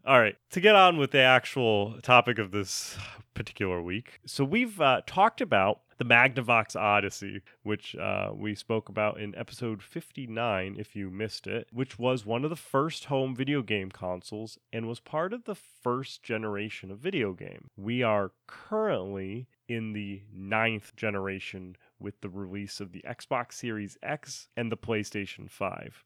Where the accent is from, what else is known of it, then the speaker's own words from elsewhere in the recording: Rhode Island, United States; I'm from Rhode Island